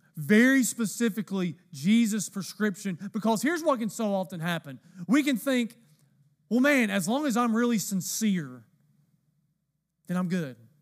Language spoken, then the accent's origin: English; the South, United States; I'm from the South